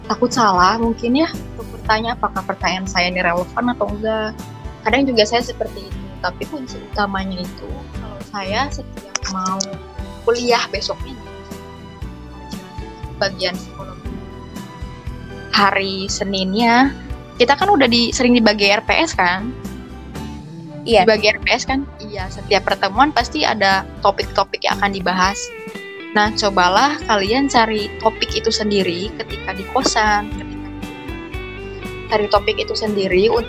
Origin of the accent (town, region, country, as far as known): Majalengka, West Java, Indonesia; born there